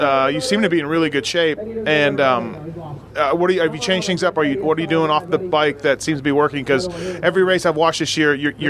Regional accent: Canada; I'm Canadian

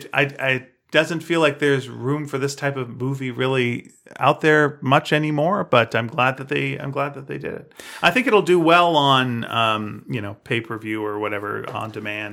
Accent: Canada; I don't know if we've mentioned that we're Canadian, but we are. We're both Canadian.

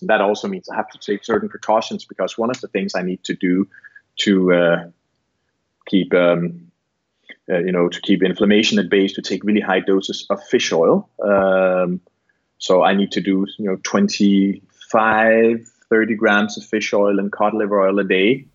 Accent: Barbados; I'm from Barbados

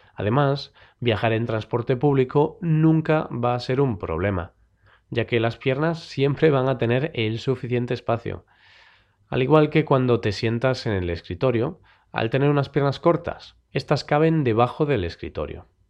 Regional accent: Spain; los españoles

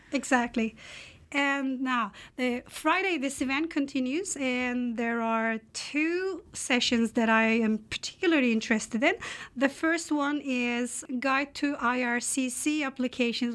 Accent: Turkey; English is a second language; moved away as an adult; now in Canada; I come from the Republic of Turkey

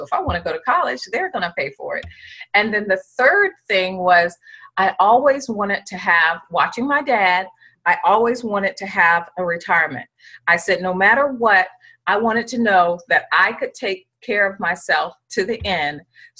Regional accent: Norfolk, Virginia, United States; I was looking to go into the Navy because I'm from the Norfolk area

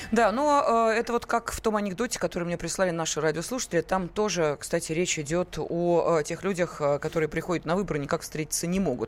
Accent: Moscow, Russia; мы, москвичи

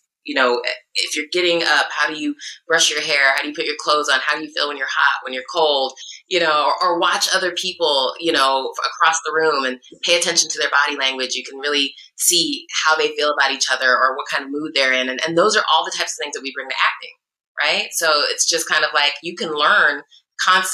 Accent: Iowa, United States; also born or lived in Chicago, Illinois; now in California, United States

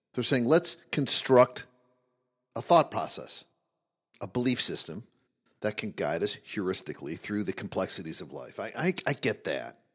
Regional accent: Midwest, United States; as a 12 year old boy growing up in the Midwest

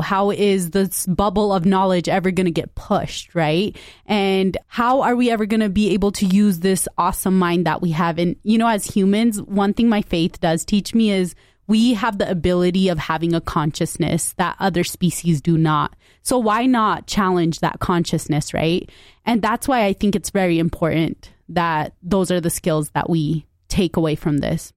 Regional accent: Utah, United States; I grew up in Utah.

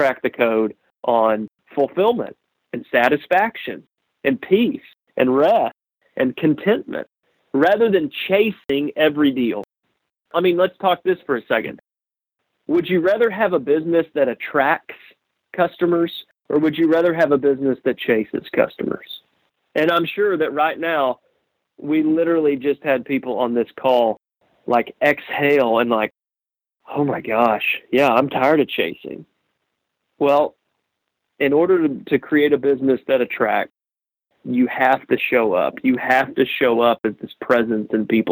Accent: Texas, United States; I'm a redneck from Texas

